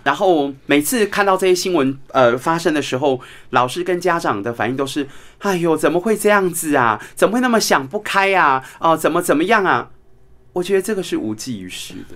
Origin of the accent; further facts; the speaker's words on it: Taiwan; 我们台湾人有句话说